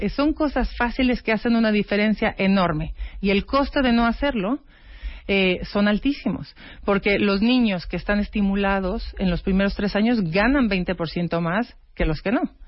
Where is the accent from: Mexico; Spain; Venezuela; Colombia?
Mexico; como mexicana